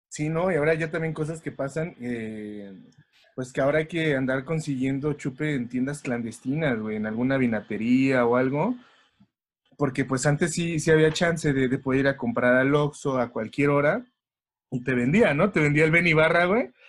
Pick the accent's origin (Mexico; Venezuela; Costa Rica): Mexico; uno siempre como buen mexicano